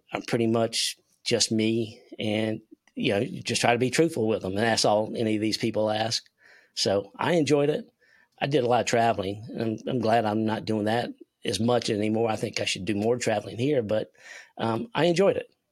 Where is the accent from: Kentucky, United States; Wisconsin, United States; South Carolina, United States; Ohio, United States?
South Carolina, United States; Spartanburg; also born or lived in Toccoa, Georgia; I'm from South Carolina, Spartanburg, home of Milliken and Company